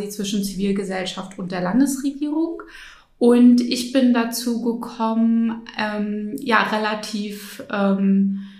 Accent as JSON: {"language": "German", "town": "Schwerin", "region": "Mecklenburg-Vorpommern", "country": "Germany", "tie": "born or raised there", "moved": "as an adult", "said": "Ja, ich bin in Schwerin aufgewachsen."}